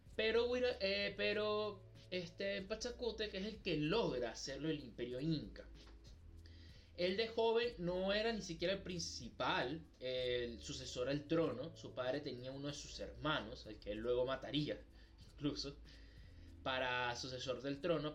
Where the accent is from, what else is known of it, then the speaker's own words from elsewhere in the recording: Venezuela; nosotros somos de Venezuela